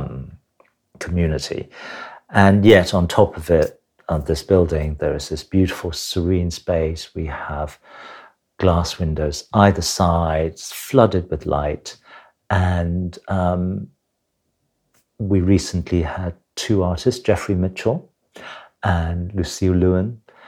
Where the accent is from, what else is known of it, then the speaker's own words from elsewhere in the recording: Hong Kong; now in United Kingdom; I was born in Hong Kong